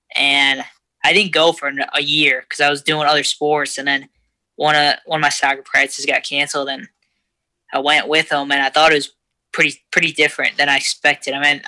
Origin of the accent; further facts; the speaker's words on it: Parma, Ohio, United States; Parma, Ohio, right near Cleveland, about 20 minutes southwest of the city.